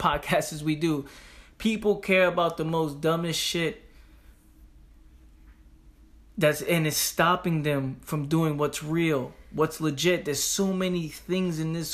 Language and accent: English; New York City, New York, United States; I'm from the Bronx